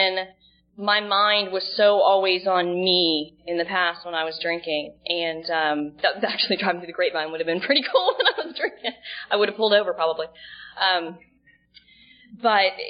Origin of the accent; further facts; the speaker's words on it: Dallas, Texas, United States; moved away as an adult; also born or lived in Dana Point, California / Laguna Niguel, California; now in Seal Beach, United States; I'm from Dallas, Texas. I actually live in Seal Beach now